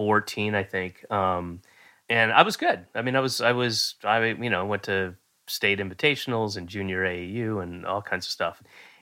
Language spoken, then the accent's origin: English; Roswell, Georgia, United States; also born or lived in Florida / Connecticut / New York; I was born in Georgia, and then I moved to Florida and lived there, and then I lived in a bunch of places in Connecticut and New York, and then moved back to Georgia, in Roswell, Georgia, when I was 9.